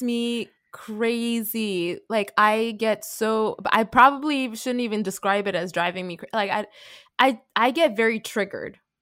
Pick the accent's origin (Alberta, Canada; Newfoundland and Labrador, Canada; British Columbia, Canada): British Columbia, Canada; Vancouver; I'm a second generation Canadian, born and raised from Vancouver.